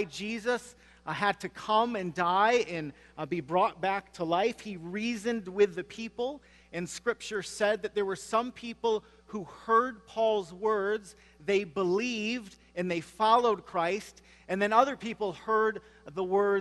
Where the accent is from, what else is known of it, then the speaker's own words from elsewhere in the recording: Michigan, United States; moved away; I grew up in Michigan